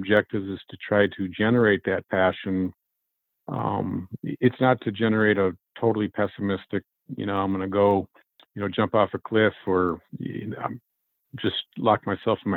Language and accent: English; Minnesota, United States; Minnesota, my home state